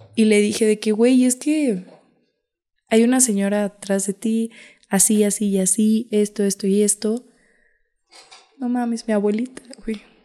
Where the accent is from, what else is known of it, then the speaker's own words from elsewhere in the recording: Santa María Xochoteco, Hidalgo, Mexico; Mi pueblito es muy bello.